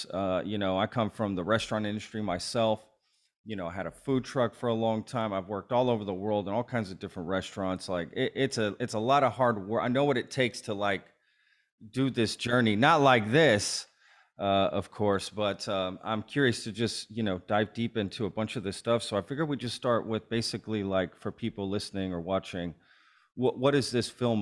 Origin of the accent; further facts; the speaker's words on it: Texas, United States; also born or lived in Lancaster, Pennsylvania; I'm from Texas originally, so, and I'm in Texas now